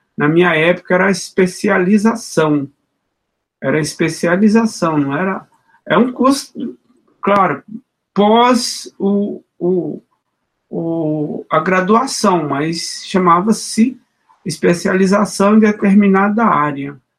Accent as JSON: {"language": "Portuguese", "region": "Minas Gerais", "country": "Brazil", "also_born_or_lived": "São Paulo", "moved": "yes", "said": "desde que eu saí de Minas, que eu deixei de dançar o congado"}